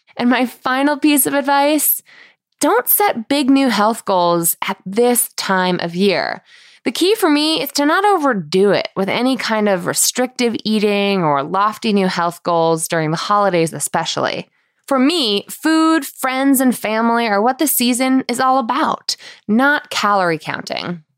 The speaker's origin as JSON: {"language": "English", "town": "Manchester", "region": "Connecticut", "country": "United States", "tie": "born or raised there", "said": "my hometown in Manchester, Connecticut"}